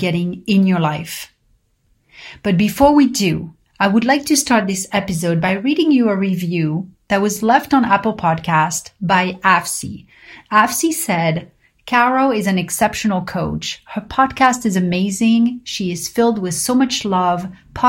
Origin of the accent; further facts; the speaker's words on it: Paris, Île-de-France, France; growing up in Paris